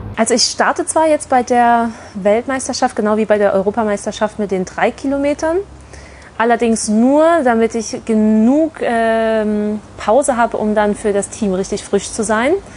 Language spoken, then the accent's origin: German; Leipzig, Saxony, Germany; also born or lived in Nuremberg; now in Bochum, Germany; ich komme ursprünglich aus Leipzig bin dann über Nürnberg hier ins wunderschöne Bochum gekommen